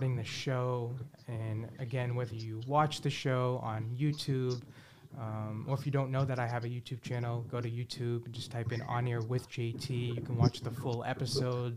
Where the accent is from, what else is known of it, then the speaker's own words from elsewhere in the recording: Boston, Massachusetts, United States; I'm from Boston